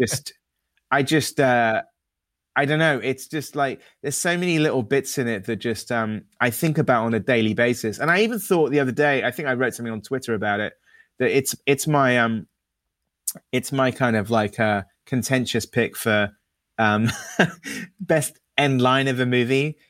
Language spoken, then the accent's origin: English; United Kingdom; as a Brit